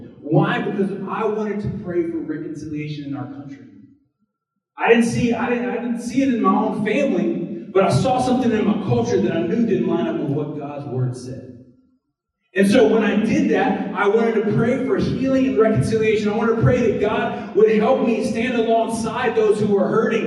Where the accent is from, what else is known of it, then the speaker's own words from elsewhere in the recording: the South, United States; When I was born in the South